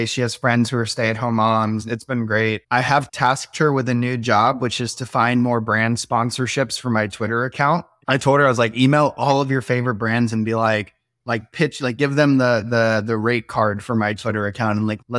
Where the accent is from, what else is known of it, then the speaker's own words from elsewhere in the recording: Florida, United States; now in Austin, United States; this actually feels like super homey after growing up in Florida.